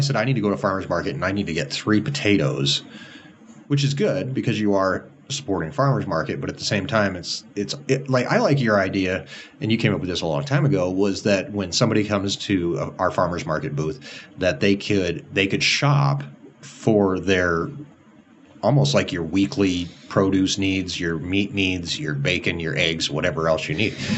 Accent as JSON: {"language": "English", "region": "Montana", "country": "United States", "also_born_or_lived": "Campbell County, Wyoming", "moved": "yes", "lives_now": "Wyoming, United States", "said": "I was from Montana"}